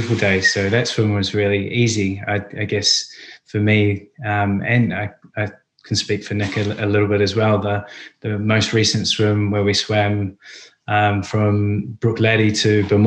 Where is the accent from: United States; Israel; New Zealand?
New Zealand; moved away as an adult; now in London, United Kingdom; being Kiwis and growing up in New Zealand